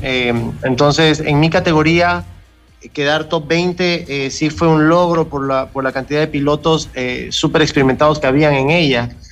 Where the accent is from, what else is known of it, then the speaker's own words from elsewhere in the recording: Ecuador; soy el primer ecuatoriano